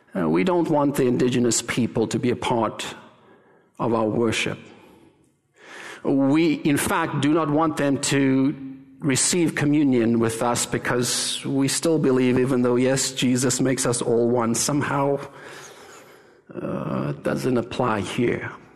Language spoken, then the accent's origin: English; South Africa; moved away; I'm South African